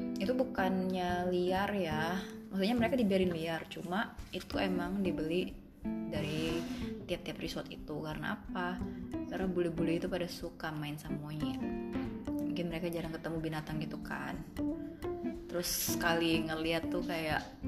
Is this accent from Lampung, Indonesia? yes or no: no; Bintan, Riau Islands, Indonesia; asalnya dari Bintan itu part of kepulauan Riau juga